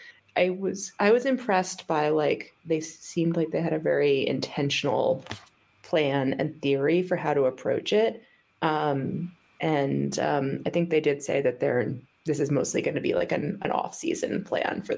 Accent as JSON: {"language": "English", "country": "United States", "said": "I'm saying this as an American"}